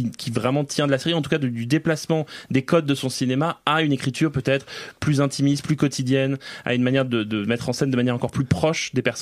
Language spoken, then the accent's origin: French; France; Oui, on est français et on peut faire ça.